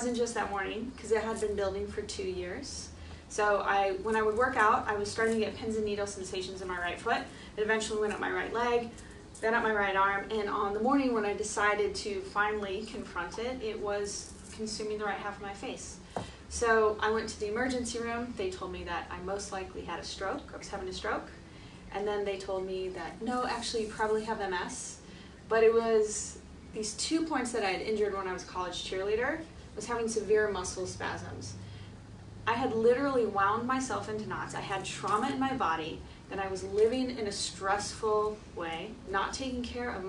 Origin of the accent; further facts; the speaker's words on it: Iowa, United States; moved away as an adult; also born or lived in Washington, D.C. / California; I'm this girl from Iowa